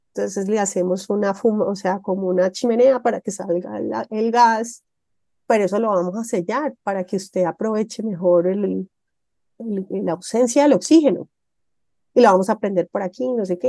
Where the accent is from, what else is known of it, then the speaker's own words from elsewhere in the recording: Montenegro, Quindío, Colombia; en mi pueblo, en el Quindío, allá en Montenegro